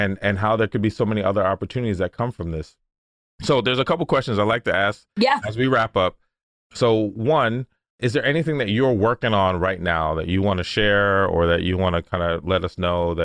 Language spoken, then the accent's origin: English; United States; I was born in the States, but family all over from Jamaica